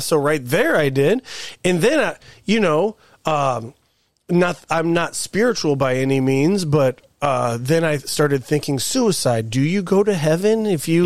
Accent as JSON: {"language": "English", "town": "Hammond", "region": "Indiana", "country": "United States", "tie": "born or raised there", "said": "growing up in Hammond"}